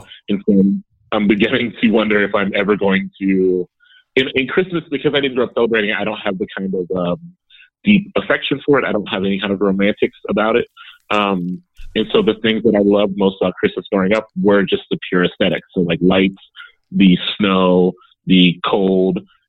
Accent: Columbus, Ohio, United States; Yeah, born and raised in Columbus. And now back in Columbus, hopefully forever.

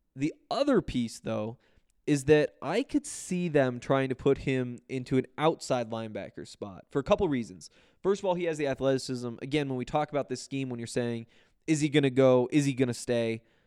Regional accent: Montana, United States; moved away; I'm from Montana

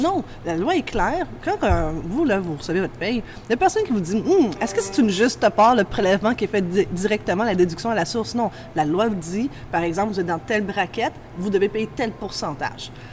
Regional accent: Montreal, Quebec, Canada; j'ai grandi dans l'Est de Montréal

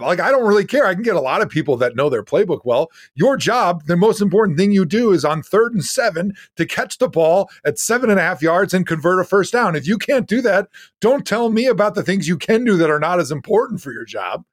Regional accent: Wisconsin, United States; I grew up in Wisconsin, grew up a Packer fan.

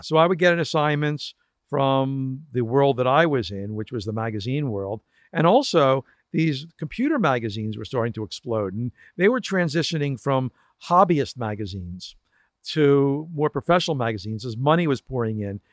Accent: Philadelphia, Pennsylvania, United States; I went back to my hometown of Philadelphia

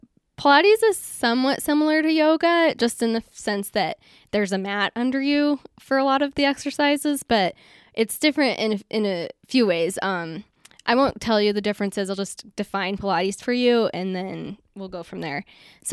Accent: Colorado, United States; I'm from Colorado, so thankfully he decided to come this way, and that's how we met, and everything worked out for us.

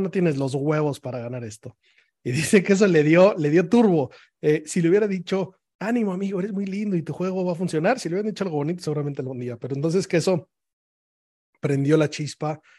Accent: Mexico

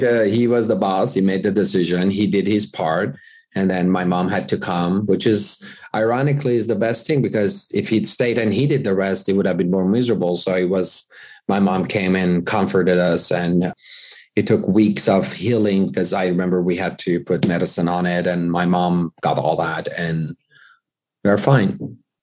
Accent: Iran; moved away as an adult; now in United States; I was born in the U S, but I was raised in Iran

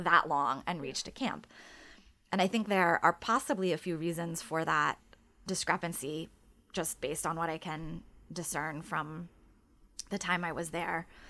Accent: United States; as an American who's reported in other countries

